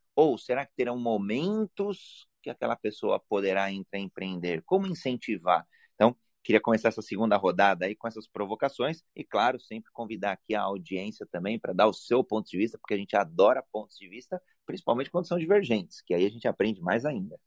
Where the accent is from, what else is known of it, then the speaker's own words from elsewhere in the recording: Brazil; homem cis, brasileiro